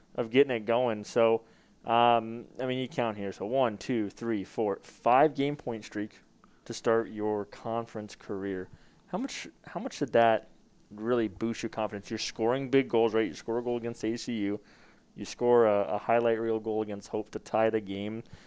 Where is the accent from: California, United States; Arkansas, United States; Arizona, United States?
Arizona, United States; Glendale; I'm from Glendale, Phoenix area.